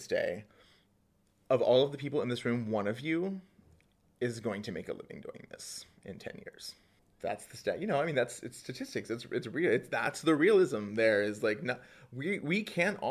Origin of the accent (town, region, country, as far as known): rural Pennsylvania, United States; born or raised there; now in New York, United States